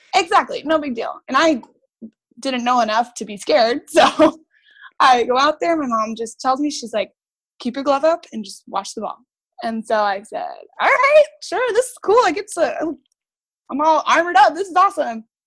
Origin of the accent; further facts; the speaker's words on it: Brea, California, United States; I grew up in Brea, California